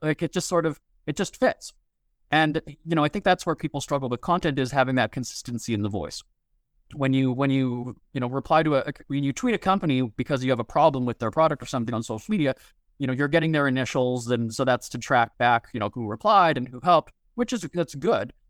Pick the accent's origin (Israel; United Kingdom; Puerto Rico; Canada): Canada; Winnipeg, Manitoba; also born or lived in Hollywood; created the brand as Winnipeg cheapskate in my hometown